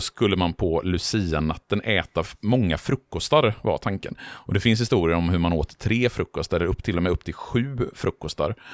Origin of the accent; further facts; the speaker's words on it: Borås, Västra Götaland, Sweden; i Borås, där jag växte upp